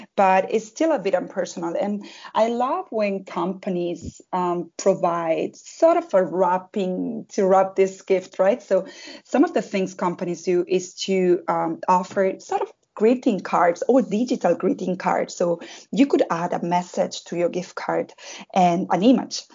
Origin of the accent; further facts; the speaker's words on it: southern Spain, Spain; moved away as an adult; now in Berlin, Germany; I come from South Spain